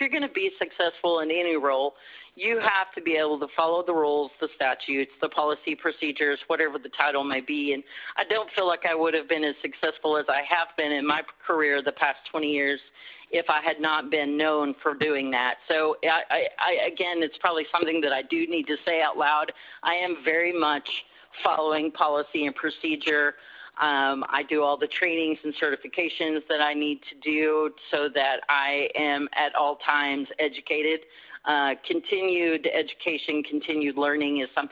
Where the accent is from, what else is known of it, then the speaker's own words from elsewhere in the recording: Rush Springs, Oklahoma, United States; I'm from Rush Springs. That's where I graduated and went to high school